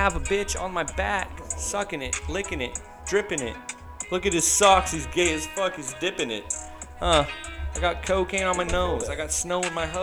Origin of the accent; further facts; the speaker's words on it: Seattle, Washington, United States; I'm from Seattle